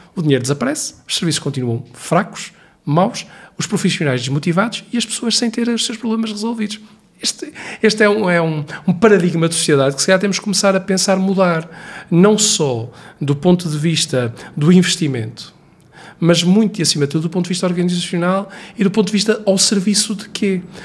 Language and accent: Portuguese; Viana do Castelo, Portugal; eu sou recenseado em Viana do Castelo, porque é a minha terra onde eu nasci e onde vivi grande parte da minha vida.